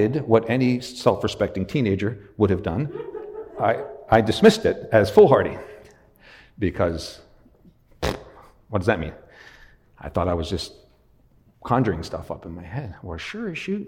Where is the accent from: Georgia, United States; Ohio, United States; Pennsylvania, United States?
Pennsylvania, United States; Western; moved away; I was raised in Western Pennsylvania.